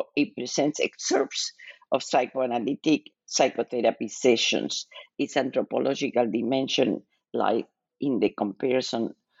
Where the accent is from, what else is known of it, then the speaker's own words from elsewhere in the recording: Argentina; moved away as an adult; now in United States; I was born and raised in Argentina and lived in the United States most of my life, most of my adult life.